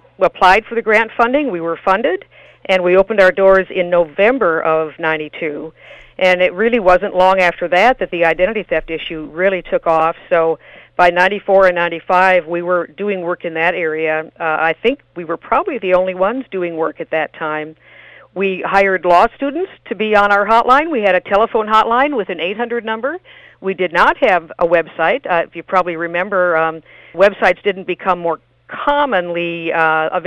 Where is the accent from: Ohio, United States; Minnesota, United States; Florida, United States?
Minnesota, United States; now in California, United States; I'm from Minnesota